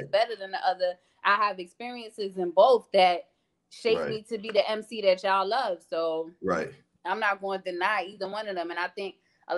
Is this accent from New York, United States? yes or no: yes; New York City, New York, United States; also born or lived in Staten Island; I'm a native New Yorker through and through.